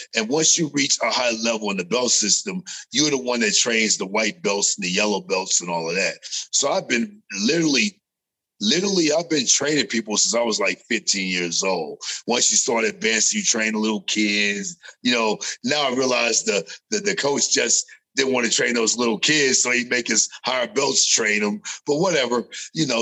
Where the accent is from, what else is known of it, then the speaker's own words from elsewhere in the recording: California, United States; moved away; also born or lived in Las Vegas; growing up in California, before I got to Las Vegas